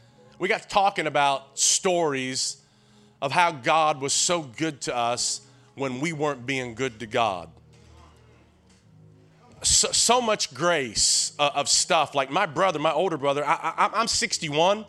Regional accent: Tennessee, United States; I'm from Tennessee

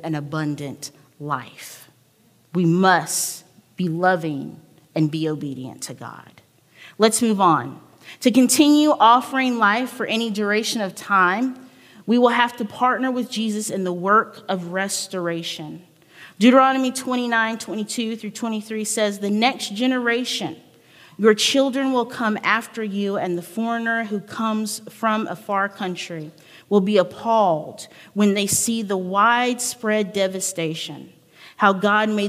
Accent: the South, United States; I was from the South.

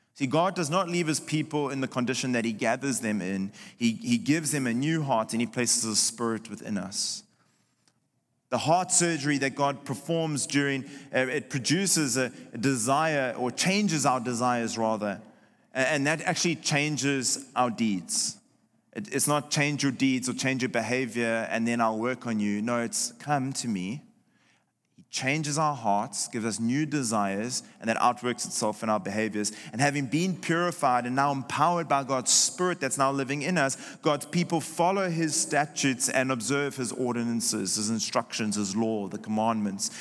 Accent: South Africa; moved away; my home country of South Africa

